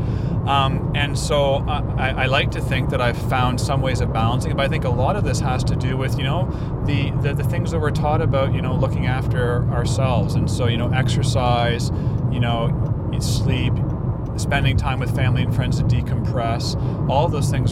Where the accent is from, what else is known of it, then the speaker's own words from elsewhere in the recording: Canada; also born or lived in India; I by the lottery of life was born into an upper middle class family in Canada.